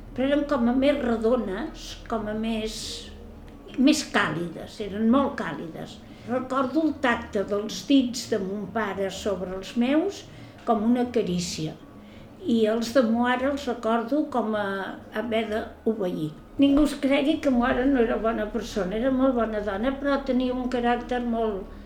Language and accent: Catalan; Barcelona, Catalonia, Spain; vaig néixer a Barcelona el dia 1 de febrer de 1932